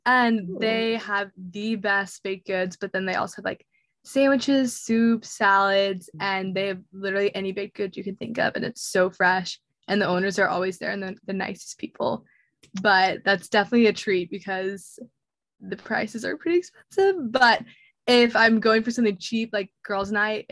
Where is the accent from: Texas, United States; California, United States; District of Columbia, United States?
Texas, United States; Dallas; moved away as an adult; now in West Lafayette, United States; I go to Purdue, which is up in West Lafayette, Indiana, but I'm actually originally from Dallas, Texas.